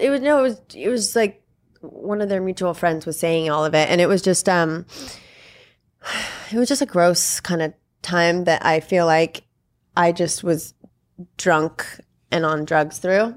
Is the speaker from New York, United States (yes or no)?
no; Malibu, California, United States; I grew up in Malibu. I went to Malibu High